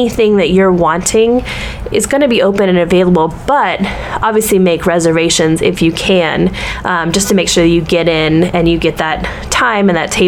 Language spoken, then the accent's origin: English; the South, United States; now in New York City, United States; growing up in the South